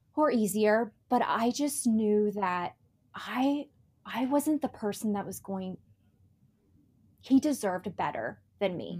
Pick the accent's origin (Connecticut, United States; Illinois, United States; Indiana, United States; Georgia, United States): Indiana, United States; Tell City; moved away; also born or lived in Chicago / Los Angeles; I was actually born and raised in Indiana